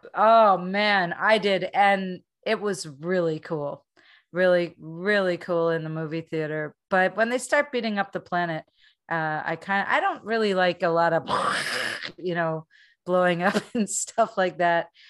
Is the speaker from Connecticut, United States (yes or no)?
no; Pennsylvania, United States; I grew up in Pennsylvania